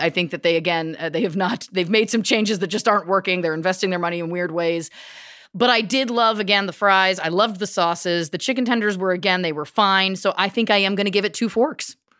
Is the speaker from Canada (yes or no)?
yes; Canada; we're Canadian